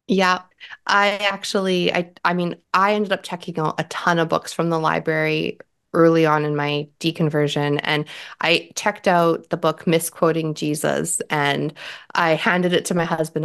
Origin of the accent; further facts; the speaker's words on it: Canada; I'm Canadian